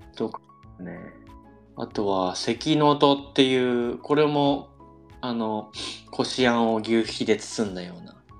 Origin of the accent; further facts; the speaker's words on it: Saitama, Japan; 生まれも育ちも埼玉なんですけど